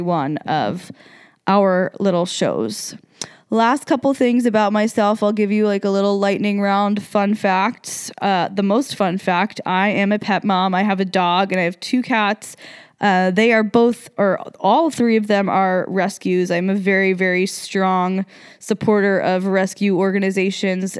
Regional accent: New Jersey, United States; moved away as an adult; also born or lived in South Carolina; now in Las Vegas, United States; I was raised in New Jersey

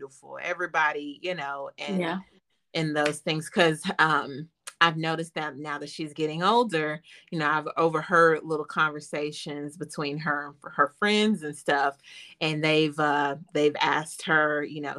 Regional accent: Chattanooga, Tennessee, United States; I'm from Chattanooga, Tennessee

